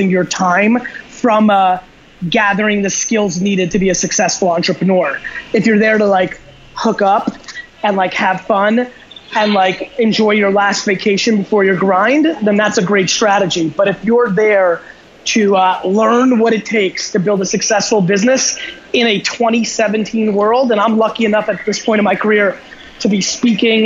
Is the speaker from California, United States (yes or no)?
no; New Jersey, United States; born or raised there; also born or lived in Belarus